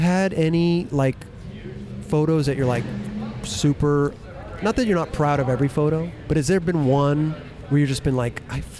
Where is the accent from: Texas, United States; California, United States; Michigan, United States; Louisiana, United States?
California, United States; Inglewood; I was born in Inglewood.